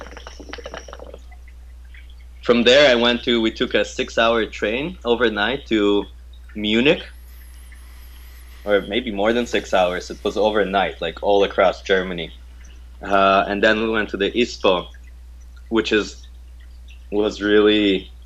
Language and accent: English; Canada; I'm from Canada